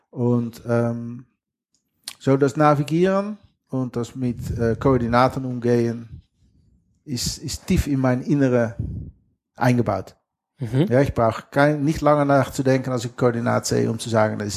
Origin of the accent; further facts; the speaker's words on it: western Netherlands, Netherlands; accent: Dutch; German is a second language; Wie die Zuhörer gehört haben, habe ich ein fettes holländisches Akzent.